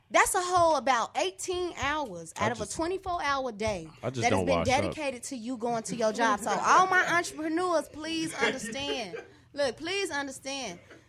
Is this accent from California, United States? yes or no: yes; Santa Monica, California, United States; born there; now in Chicago, United States; I was born in Santa Monica, California.